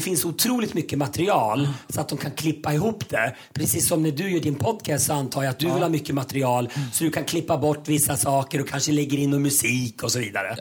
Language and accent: Swedish; Köping, Västmanland, Sweden; now in Mexico; jag kommer från Köping